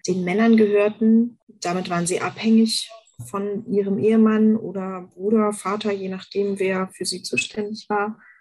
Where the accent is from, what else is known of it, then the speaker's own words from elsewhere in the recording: Berlin, Germany; moved away; Ich bin tatsächlich in Westberlin groß geworden